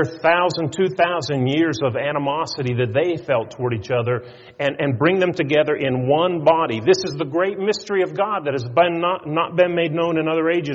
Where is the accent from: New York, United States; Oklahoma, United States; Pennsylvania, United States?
Pennsylvania, United States; north of Pittsburgh; We lived north of Pittsburgh